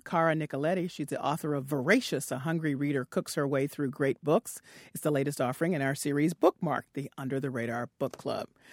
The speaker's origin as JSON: {"language": "English", "region": "the South", "country": "United States", "tie": "born or raised there", "said": "I was a, little brown girl growing up in the South"}